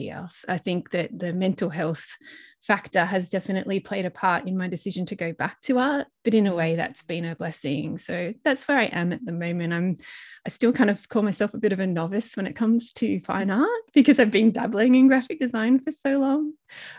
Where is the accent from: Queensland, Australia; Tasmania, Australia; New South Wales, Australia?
New South Wales, Australia; Blue Mountains; a little girl growing up in the Blue Mountains of New South Wales